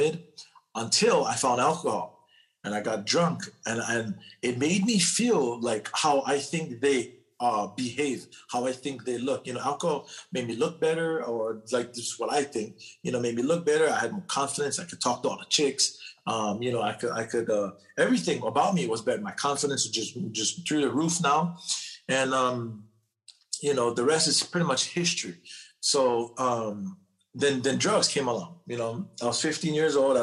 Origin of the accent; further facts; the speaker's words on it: Hawaii, United States; now in California, United States; I'm born and raised in Hawaii. I live in California now.